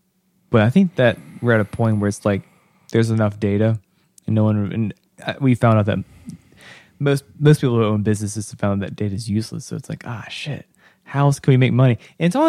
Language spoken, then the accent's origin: English; North Carolina, United States; I am still from the South. I am still from like Western North Carolina era.